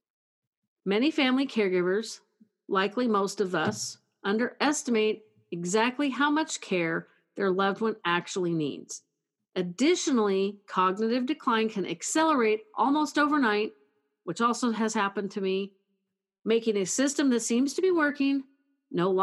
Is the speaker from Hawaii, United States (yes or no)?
no; California, United States; California, my home state